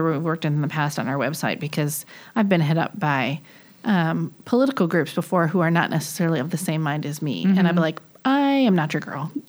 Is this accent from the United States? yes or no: yes; Detroit, Michigan, United States; now in Charlotte, United States; both from Michigan, but I'm from Detroit and the east side of Detroit